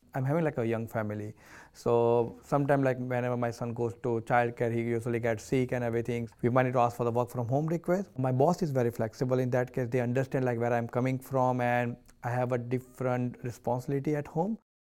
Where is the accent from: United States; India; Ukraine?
India; now in Australia; I'm coming from the India, Indian, uh, culture